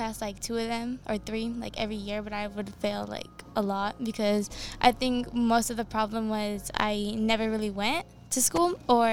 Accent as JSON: {"language": "English", "town": "Los Angeles", "region": "California", "country": "United States", "tie": "born or raised there", "also_born_or_lived": "Panorama City, Los Angeles / Northridge, Los Angeles", "said": "we moved from Panorama to Northridge"}